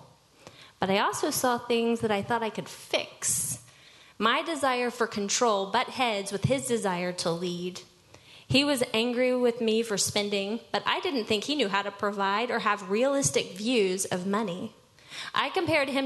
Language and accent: English; Dallas, Texas, United States; I was born and raised here in Dallas